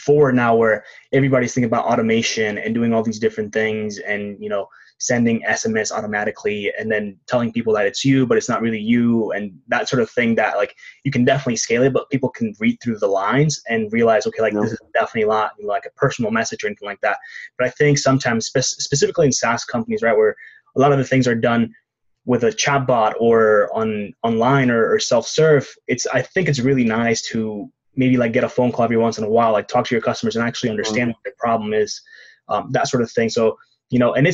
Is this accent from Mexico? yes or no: yes; Mexico; I'm actually from Mexico